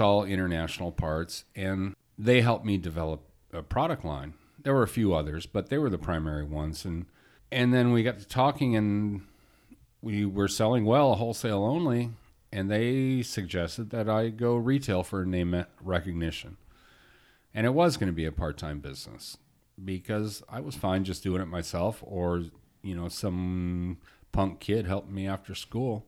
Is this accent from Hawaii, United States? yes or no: no; Phoenix, Arizona, United States; also born or lived in Detroit, Michigan; now in California, United States; when I was ten, we moved to Phoenix